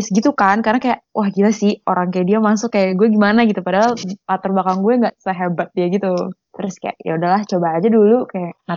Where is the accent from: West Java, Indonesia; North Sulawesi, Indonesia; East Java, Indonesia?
West Java, Indonesia; Bandung; kebetulan kan kita anak Bandung gitu ya